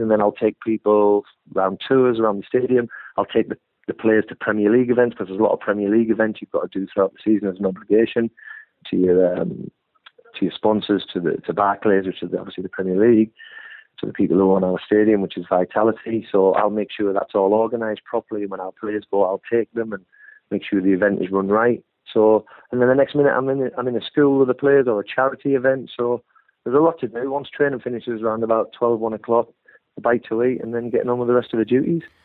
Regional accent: Hartlepool, North East England, United Kingdom; born or raised there; now in Bournemouth, United Kingdom

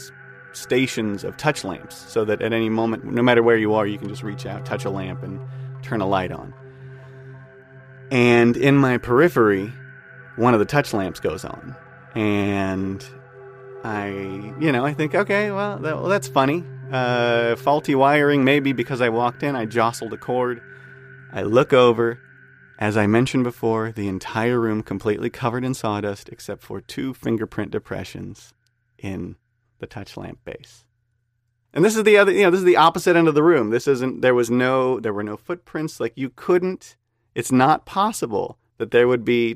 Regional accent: Whittier, California, United States; I'm from Whittier, California.

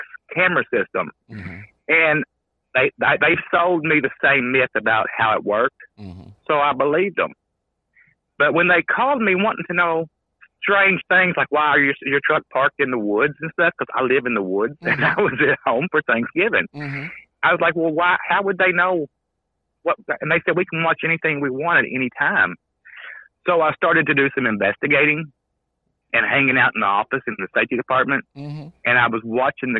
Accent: Kentucky, United States; I'm from Kentucky

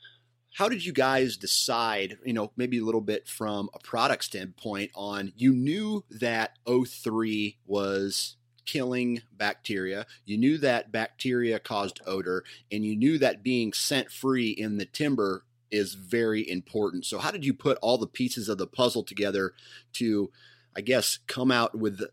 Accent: Iowa, United States; cause I'm from Iowa. I'm in the eastern side of the state.

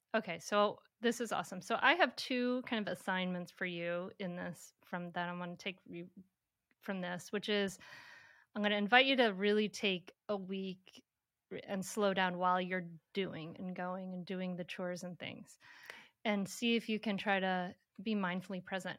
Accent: Bristol, Rhode Island, United States; my hometown, Bristol, Rhode Island

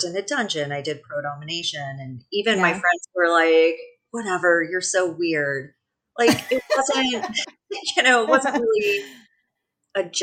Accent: San Francisco Bay Area, California, United States; I grew up in the San Francisco Bay Area

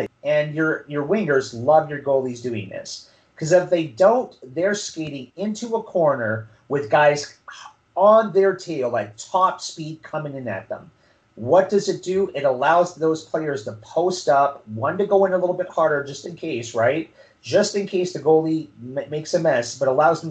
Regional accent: Sault Ste. Marie, Ontario, Canada; my hometown, Sault Ste. Marie

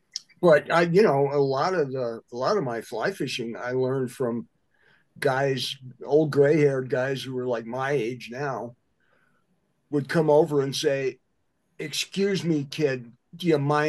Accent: Midwest, United States; It's kind of what I grew up doing in the Midwest.

